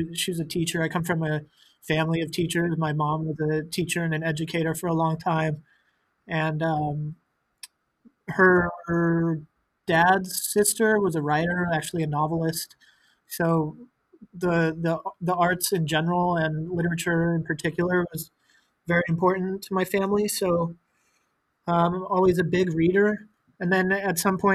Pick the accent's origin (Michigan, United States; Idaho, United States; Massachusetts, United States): Idaho, United States; Boise; now in New York, United States; I'm from Boise, Idaho. I was born there